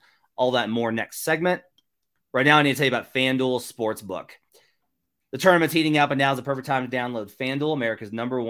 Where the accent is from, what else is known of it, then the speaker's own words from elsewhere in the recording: Arkansas, United States; I think my Arkansas Razorbacks, as I was raised in Arkansas, are actually going to find a way to get themselves into the Elite Eight versus UConn.